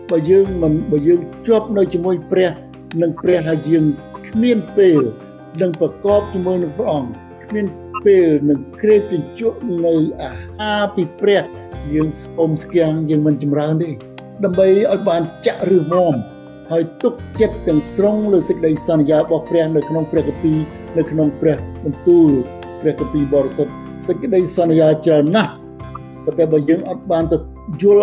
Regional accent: Cambodia

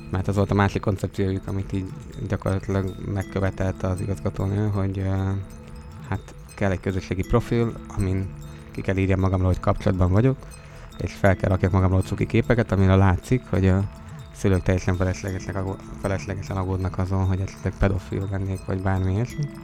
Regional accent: Italy; first language Italian; Hungarian is a second language; Van egy kis akcentusom, ugye, de hát ez ilyen. Ez belefér. Igen, viszont cserébe mennyire jó, hogyha esetleg lenne olasz gyerek, akkor anyanyelvi szintű tanár tudná tanítani, vagy pedagógus.

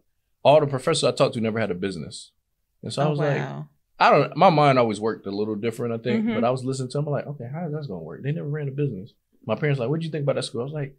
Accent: Fort Lauderdale, Florida, United States; now in Atlanta, United States; I'm from Fort Lauderdale, but I've been in Atlanta.

